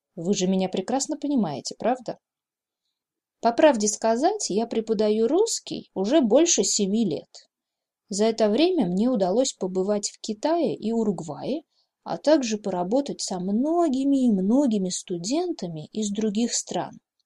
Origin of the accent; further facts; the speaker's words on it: Novosibirsk, Novosibirsk Oblast, Russia; я коренная сибирячка, родилась здесь и выросла